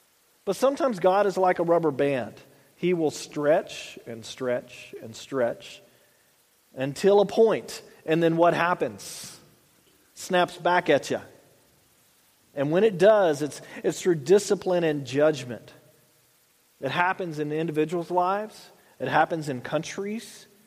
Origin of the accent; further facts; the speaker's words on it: the South, United States; I grew up in the South, the ladies had the white gloves